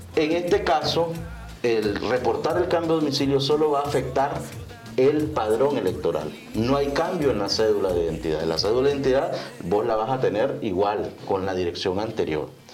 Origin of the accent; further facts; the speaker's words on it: Nicaragua; como nicaragüenses